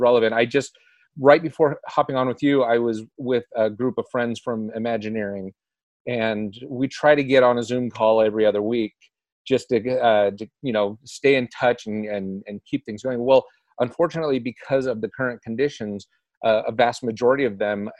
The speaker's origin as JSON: {"language": "English", "region": "Southern California", "country": "United States", "tie": "born or raised there", "said": "I grew up in Southern California, very close to Disneyland"}